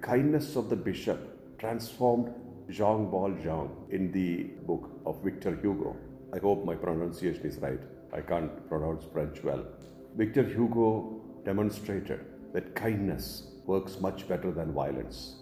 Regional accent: India; Indians like me

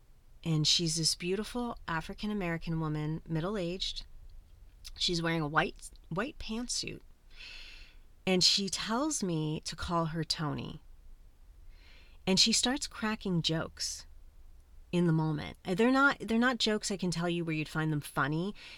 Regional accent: Colombia; I'm adopted. I'm originally from Colombia and my birth mother is indigenous Colombian.

